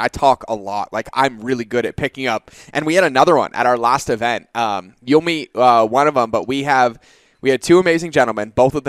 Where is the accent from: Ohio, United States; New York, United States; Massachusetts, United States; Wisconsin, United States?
Massachusetts, United States; Boston; also born or lived in South Carolina / California / North Carolina / Hawaii; I grew up in Boston, right? So like I can go hoopak the cod, like it's all there. But when I joined the military, I left Boston and went to South Carolina.